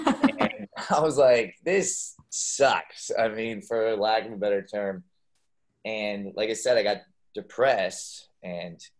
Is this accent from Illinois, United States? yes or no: no; Boise, Idaho, United States; also born or lived in San Francisco Bay Area, California / Kentucky; we finally moved to Boise, Idaho. That's where my family settled down. So, yeah, I typically claim the potato capital of the world as where I'm from.